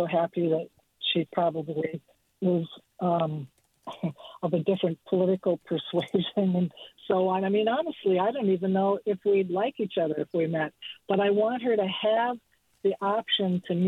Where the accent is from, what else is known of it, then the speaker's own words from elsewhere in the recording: Minnesota, United States; moved away as an adult; also born or lived in Aspen, Colorado; now in Point Richmond, United States; I'm originally from Minnesota.